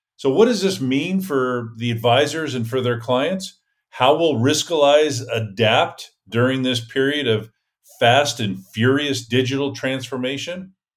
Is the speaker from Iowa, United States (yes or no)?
no; Gilroy, California, United States; Auburn's a lot like my hometown, which is Gilroy, California